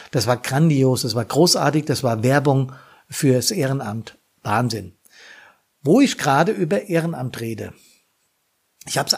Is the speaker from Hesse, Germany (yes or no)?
yes; Bad Soden, Hesse, Germany; 150 Jahre gibt's die Freiwillige Feuerwehr in meiner Heimatstadt in Bad Soden schon.